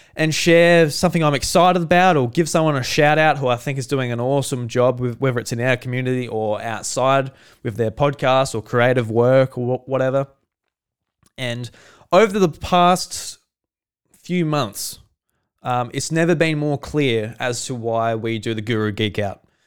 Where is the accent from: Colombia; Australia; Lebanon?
Australia; I'm Australian